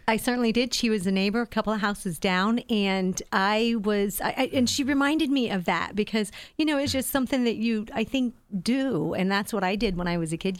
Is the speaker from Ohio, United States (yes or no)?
yes; Sugar Grove, Ohio, United States; also born or lived in Lancaster, Ohio; when I was about five and a half, my parents, uh, got a house out in the hills of Sugar Grove. So, I was, uh, that country girl